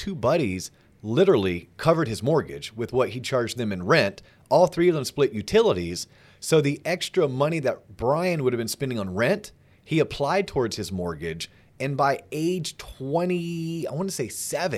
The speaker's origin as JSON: {"language": "English", "region": "Tennessee", "country": "United States", "lives_now": "Austin, United States", "said": "really know if I like Austin, Texas, but I went to college here and I got my first job here, but maybe I'm originally from Tennessee and I have a feeling I may want to get back."}